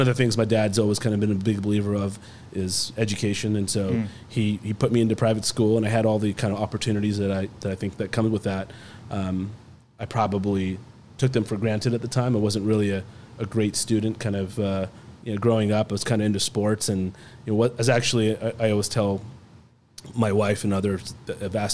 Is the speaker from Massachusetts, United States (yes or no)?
no; Encinitas, California, United States; also born or lived in New York; The relatively few San Diego born and bred. I grew up here in Encinitas.